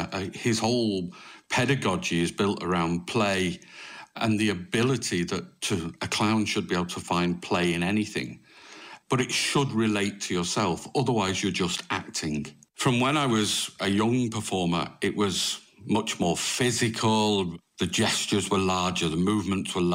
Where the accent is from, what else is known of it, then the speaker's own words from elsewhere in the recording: Manchester, North West England, United Kingdom; moved away as an adult; also born or lived in France; now in Limerick, Ireland; originally, I'm from Manchester. So I was brought up very close to Bellevue Circus in Manchester